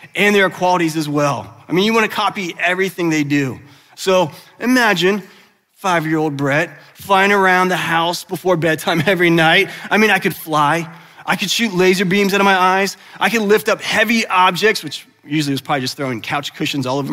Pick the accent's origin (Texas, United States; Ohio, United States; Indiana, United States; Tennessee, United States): Ohio, United States; Westerville, Dublin, Gahanna area; moved away as an adult; also born or lived in California; now in Columbus, United States; I grew up in the Westerville, Dublin, Gahanna area